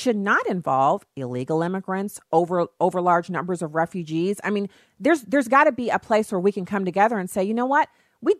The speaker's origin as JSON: {"language": "English", "country": "United States", "said": "I didn't immigrate here. I'm descended from slaves on one side and on the other side, freed blacks. So I don't have any history in Africa in my generational line. It starts on the docks in Charleston, and I'm an American."}